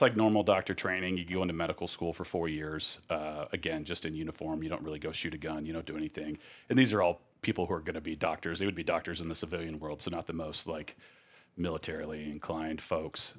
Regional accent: Scottsdale, Arizona, United States; growing up in Scottsdale

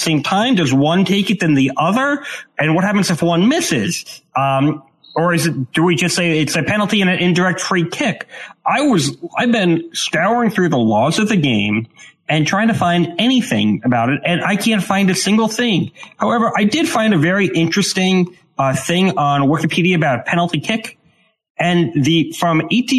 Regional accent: Maryland, United States; I am from Maryland. I'm north of D.C.

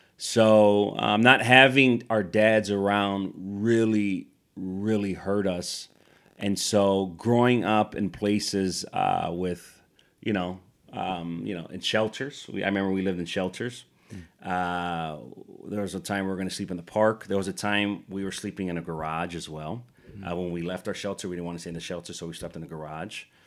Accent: Chicago, Illinois, United States; growing up in Chicago, super poor

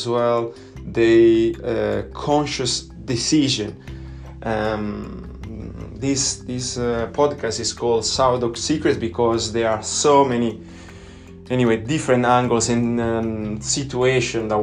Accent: Italy; English is a second language; I'm Italian, I'm not an English speaker

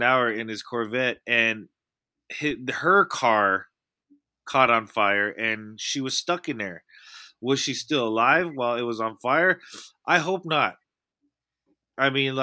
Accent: East Bay, California, United States; I grew up in the East Bay.

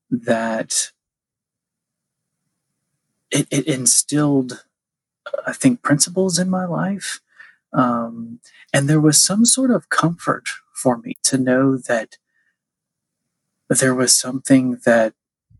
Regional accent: Nashville, Tennessee, United States; I grew up Catholic here in Nashville.

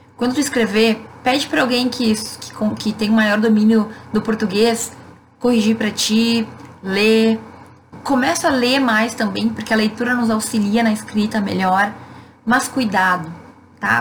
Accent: Rio Grande do Sul, Brazil; Eu, por ser gaúcha

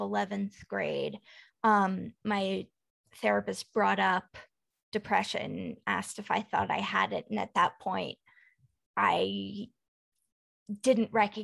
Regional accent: Dallas, Texas, United States; moved away; I grew up in Dallas

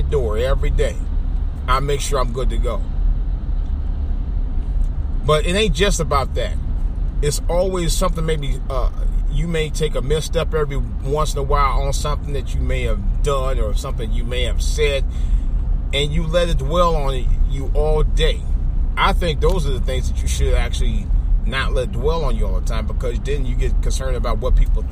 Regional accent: Cleveland, Ohio, United States; also born or lived in Washington metropolitan area (DMV); now in Washington metropolitan area, United States; growing up in Cleveland, and even since I've been down here in the DMV for the last 30 years

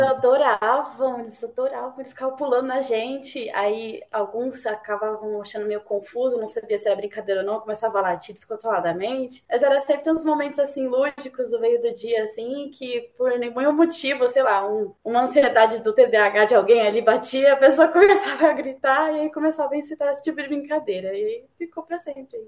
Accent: São Paulo, Brazil; eu sou de São Paulo, da Zona Leste.

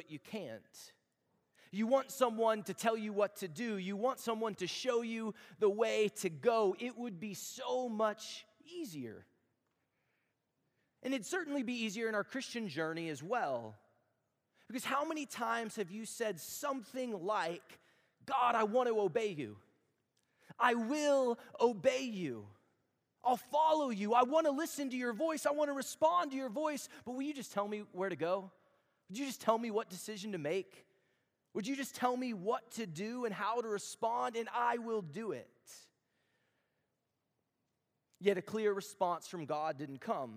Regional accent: Texas, United States; moved away; I'm from Texas

